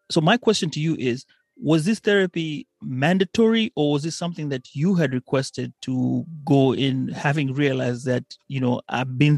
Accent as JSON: {"language": "English", "country": "Kenya", "tie": "born or raised there", "said": "as I was growing up in Kenya"}